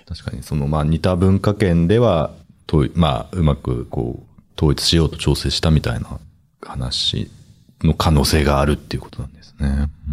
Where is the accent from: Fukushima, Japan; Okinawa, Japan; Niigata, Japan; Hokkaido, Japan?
Fukushima, Japan; moved away; 私の地元は山形の隣の福島なんですけど